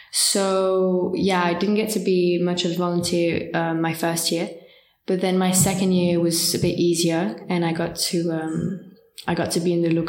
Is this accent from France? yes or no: yes; near Geneva, Auvergne-Rhône-Alpes, France; moved away as an adult; now in Paris, France; next to Geneva in okay. France.